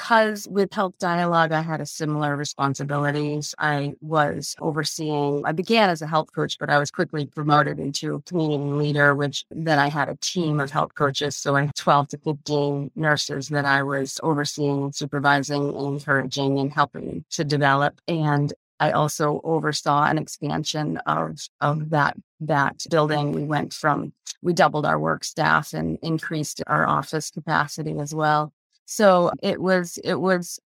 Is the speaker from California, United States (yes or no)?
no; Augusta, Maine, United States; I'm a native Mainer. I grew up in the Augusta area